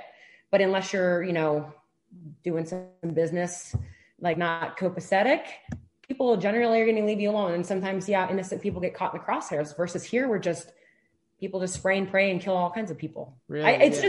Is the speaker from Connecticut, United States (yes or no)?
no; Detroit, Michigan, United States; moved away as an adult; now in Arizona, United States; I'm originally from Detroit, Michigan. I moved out to Arizona to go to graduate school at ASU.